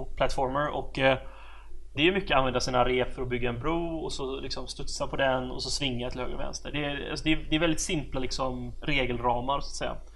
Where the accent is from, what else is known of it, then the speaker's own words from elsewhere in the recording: Sweden; som svensk